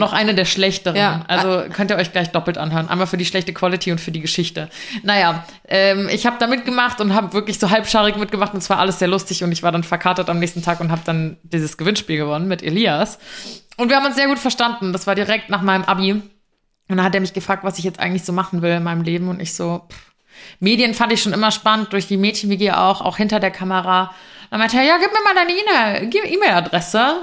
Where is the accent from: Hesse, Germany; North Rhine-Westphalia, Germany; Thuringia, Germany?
Hesse, Germany; Frankfurt area; moved away as an adult; also born or lived in Giessen; now in Munich, Germany; in Frankfurt, aus der Ecke, wo ich herkomme